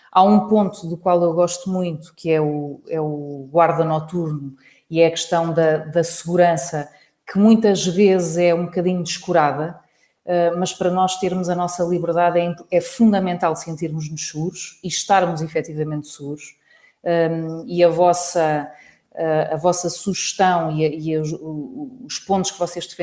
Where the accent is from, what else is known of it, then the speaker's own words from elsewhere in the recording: Lisbon, Portugal; que realmente nós todos, enquanto lisboetas, olhamos mais atentivo, com mais cuidado para os espaços verdes